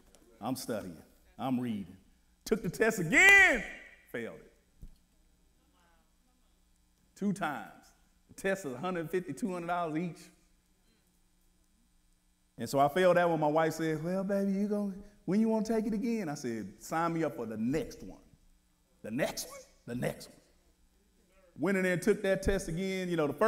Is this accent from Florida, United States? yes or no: no; Wichita, Kansas, United States; I'm from Wichita. So how do I get to Wichita?